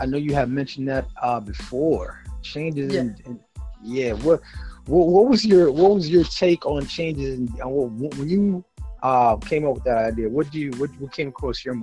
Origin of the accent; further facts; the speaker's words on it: New York City, New York, United States; we fellow New Yorkers and guys who are from New York